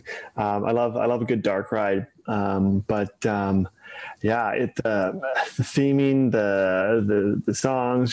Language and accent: English; west side of Canada, Western Canada, Canada; now in Toronto, Canada; I am Canadian, born and raised on the west side of Canada, and now here in Toronto, Ontario.